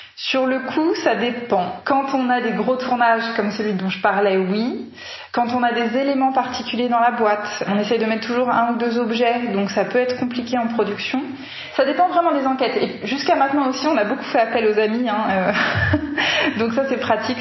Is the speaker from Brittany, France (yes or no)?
no; Paris, Île-de-France, France; on vient tous les deux de Paris